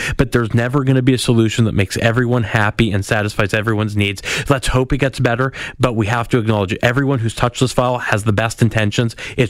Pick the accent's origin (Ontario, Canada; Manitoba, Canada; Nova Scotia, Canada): Manitoba, Canada; I'm from Manitoba.